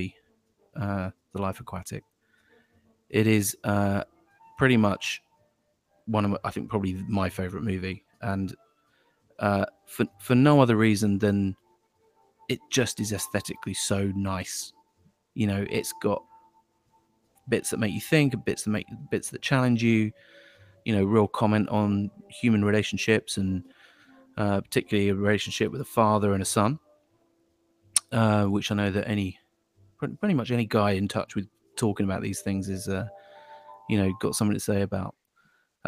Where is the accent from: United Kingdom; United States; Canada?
United Kingdom; moved away; me from the UK